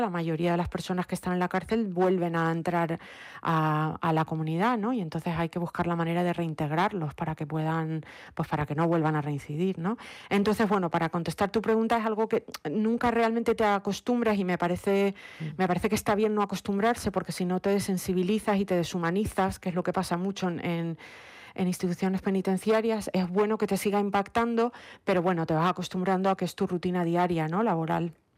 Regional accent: Lanzarote, Canary Islands, Spain; moved away as an adult; also born or lived in Madrid; now in New York, United States; Yo pues nací, mm, eh, me crié en Lanzarote, estudié mi carrera de psicología clínica en Madrid

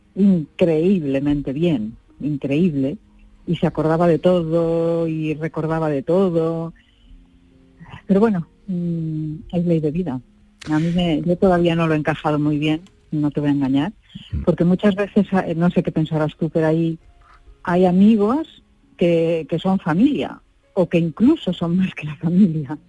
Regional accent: Galicia, Spain; yo que soy gallega

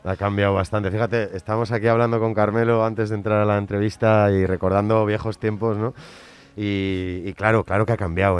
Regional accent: San Sebastián, Basque Country, Spain; soy Donostierra

